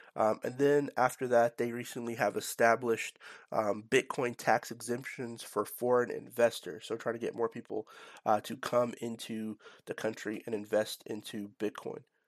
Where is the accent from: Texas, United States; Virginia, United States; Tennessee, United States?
Tennessee, United States; Nashville; based in my hometown of, uh, Nashville, Tennessee